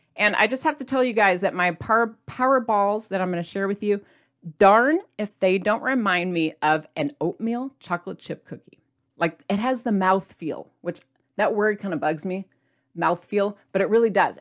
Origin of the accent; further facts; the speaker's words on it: Midwest, United States; I'm from the Midwest